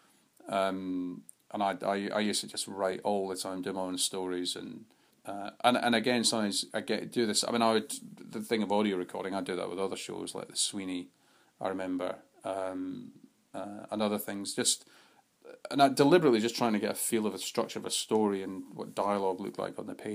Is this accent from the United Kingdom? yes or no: yes; United Kingdom; as a Brit, kind of brought up where, you know, Doctor Who is a British institution